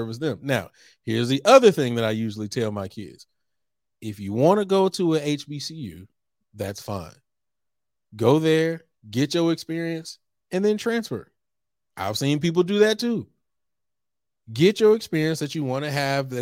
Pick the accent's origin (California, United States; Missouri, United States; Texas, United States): Texas, United States; moved away as an adult; also born or lived in Norfolk, Virginia; I came from Texas and went to Norfolk State